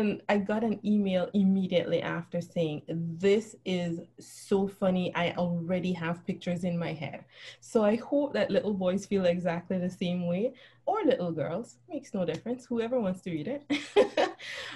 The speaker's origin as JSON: {"language": "English", "country": "Belize", "tie": "born or raised there", "moved": "as an adult", "lives_now": "United States", "said": "I grew up in Central America. I moved to the U.S. when I was in my 30s."}